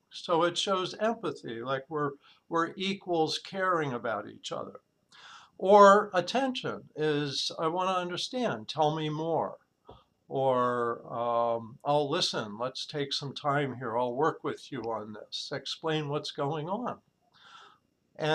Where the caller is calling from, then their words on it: San Diego, California, United States; San Diego, California.